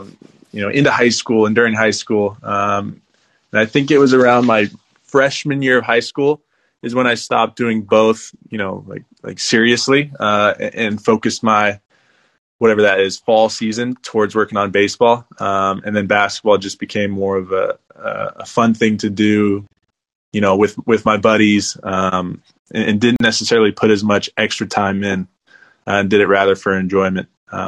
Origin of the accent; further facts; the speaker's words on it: Portland, Oregon, United States; So I'm from Portland, Oregon. Grew up there my whole life.